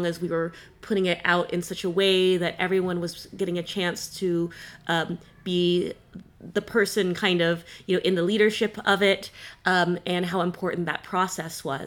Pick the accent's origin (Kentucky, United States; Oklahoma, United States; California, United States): California, United States; now in Halifax, Canada; I currently live in Halifax, Nova Scotia, though I am from California